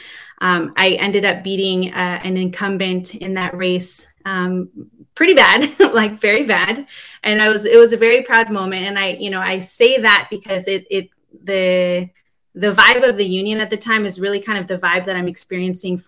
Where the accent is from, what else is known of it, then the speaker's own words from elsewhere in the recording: Seattle, Washington, United States; I was born and raised here in Seattle, Washington, but my father originally is from Chile.